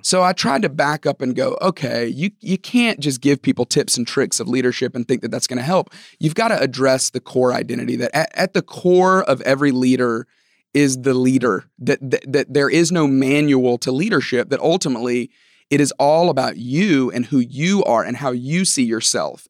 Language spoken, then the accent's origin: English; Tuscaloosa, Alabama, United States; moved away as an adult; also born or lived in Georgia; I grew up in Tuscaloosa, Alabama.